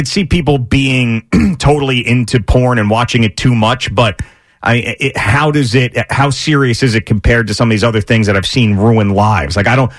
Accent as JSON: {"language": "English", "area": "Long Island", "region": "New York", "country": "United States", "tie": "born or raised there", "also_born_or_lived": "Pittsburgh", "moved": "as an adult", "said": "that voice to me growing up on Long Island just reminds me of the summertime."}